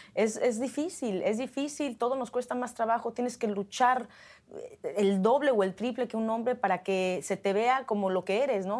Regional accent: Mexico; now in Hollywood, United States; como mexicana

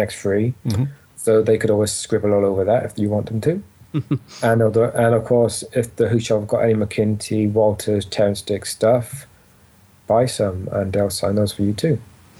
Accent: Wales, United Kingdom; I'm a Welsh myself. I don't sound it, but I am. So writing for him was really fun because as a Welshman

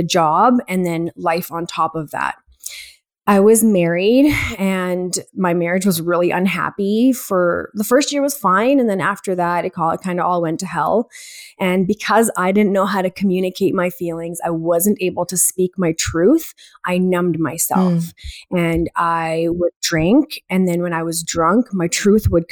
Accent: Edmonton, Alberta, Canada; I am from Edmonton, Alberta, born and raised here

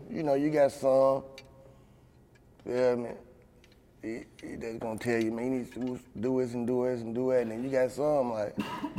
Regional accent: United States; Well, I grew up in the projects. I grew up in Clarksdale Project, so, you know, regular project shit.

